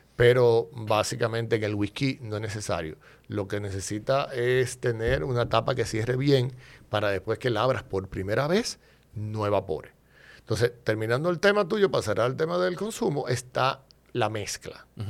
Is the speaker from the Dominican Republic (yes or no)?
yes; Dominican Republic; yo me defino como un dominicano atípico